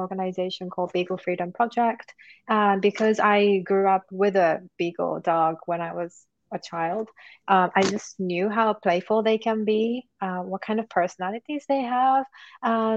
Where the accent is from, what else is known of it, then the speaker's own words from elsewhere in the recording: Japan; now in United Kingdom; I'm originally from Japan. And I am currently based in UK